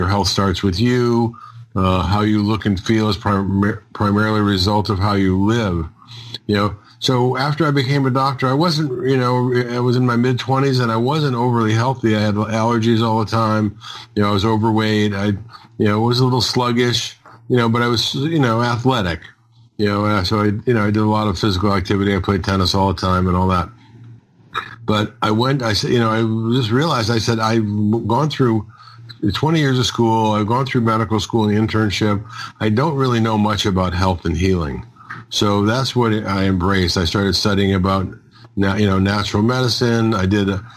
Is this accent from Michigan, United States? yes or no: yes; Detroit, Michigan, United States; I grew up in Detroit, Michigan